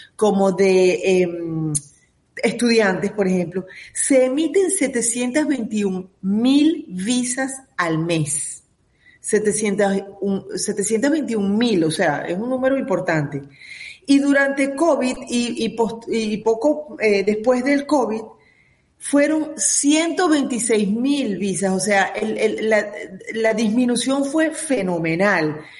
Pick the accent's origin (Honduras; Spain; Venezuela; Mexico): Venezuela; now in United States; como comunidad venezolana